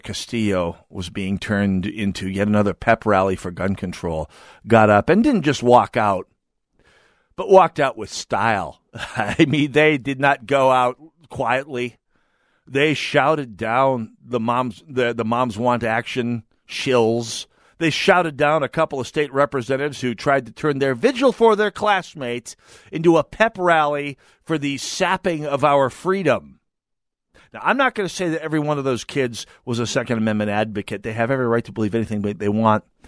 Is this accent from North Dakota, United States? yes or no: yes; Jamestown, North Dakota, United States; now in Minnesota, United States; my hometown of Jamestown, North Dakota